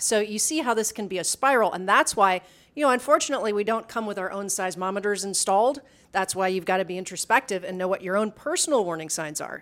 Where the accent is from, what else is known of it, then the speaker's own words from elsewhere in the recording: Midwest, United States; we grew up in the Midwest